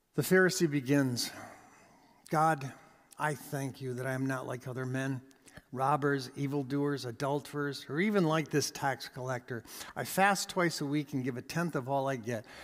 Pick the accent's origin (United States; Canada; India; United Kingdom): Canada; We are Canadian.